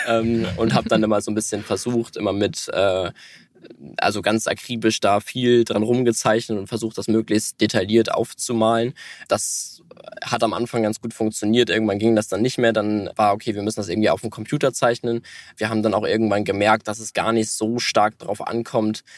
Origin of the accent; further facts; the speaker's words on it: Hamburg, Germany; Ja, also wir, wir kommen beide aus Hamburg und wohnen auch hier